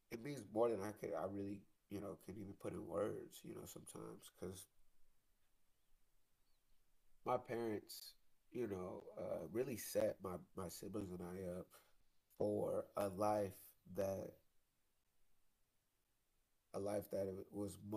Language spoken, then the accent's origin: English; Detroit, Michigan, United States; now in Dallas-Fort Worth, United States; Detroit, which is my hometown